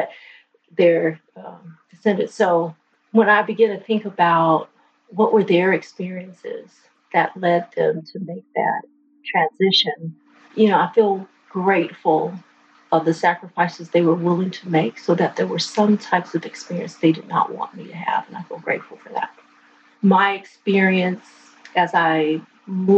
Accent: California, United States; I'm born and raised in California

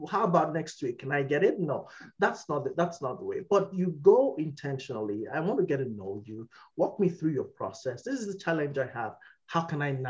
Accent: Nigeria; moved away as an adult; also born or lived in United Kingdom; now in Canada; my home country where I come from, Nigeria

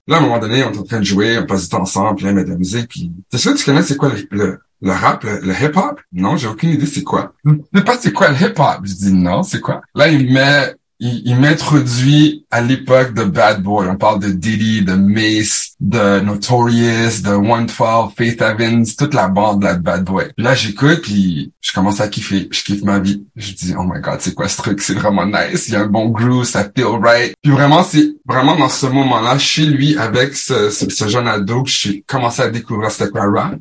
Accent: Ottawa, Ontario, Canada; accent: mix of Québécois and Franco-Ontarian; also born or lived in Paris, France / Montreal, Quebec / Brossard, Quebec; je suis un gars d'Ottawa

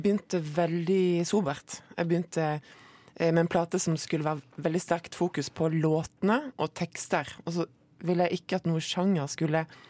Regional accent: Moi, Rogaland, Norway; på Moi, der jeg kommer fra.

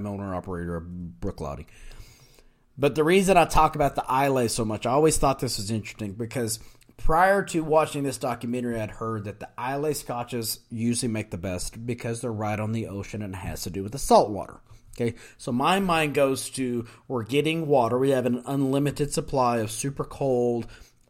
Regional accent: United States; we're American

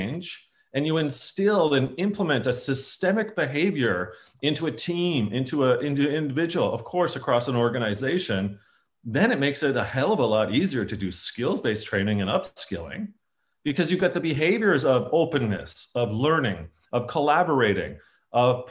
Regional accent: Canada; being a Canadian, I think it's on my passport

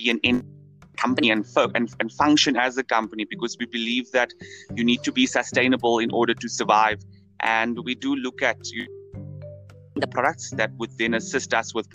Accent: Cape Town, Western Cape, South Africa; I come from the Cape Flats

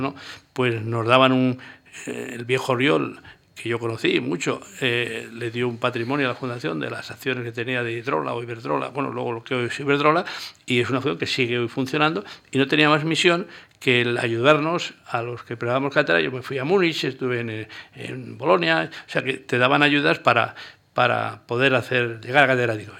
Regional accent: Pitillas, Navarre, Spain; moved away as an adult; also born or lived in Tudela / Pamplona / Zaragoza; la distancia con mi pueblo eran, y son 40 kilómetros

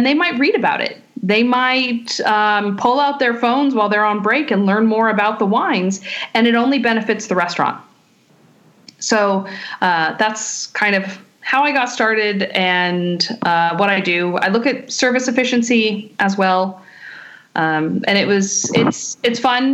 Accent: Contra Costa County, California, United States; moved away as an adult; also born or lived in New York; I'm from Contra Costa County. They actually found over 100-year-old Zinfandel vines less than a mile from my high school

